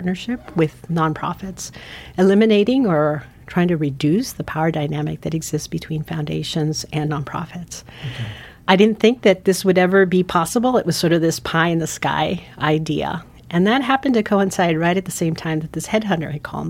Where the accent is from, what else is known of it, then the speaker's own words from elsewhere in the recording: San Francisco, California, United States; also born or lived in Guatemala; now in Montana, United States; I actually grew up in San Francisco. I was born in Guatemala, and when I was 6 months old, my parents decided to move to the United States, and San Francisco became our home